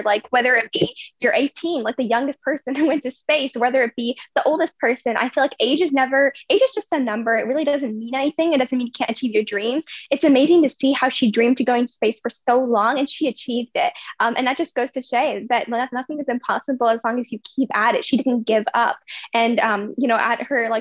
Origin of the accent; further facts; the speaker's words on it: Virginia, United States; also born or lived in India / United Kingdom; I was born in India, and then I lived in UK for 2 years. And then when I was 2.5, I came to Virginia. So I've been in Virginia ever since